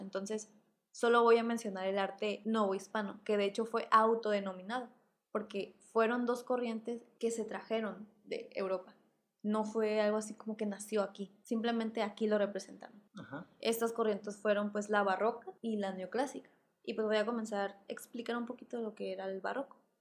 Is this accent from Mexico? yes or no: yes; Mexico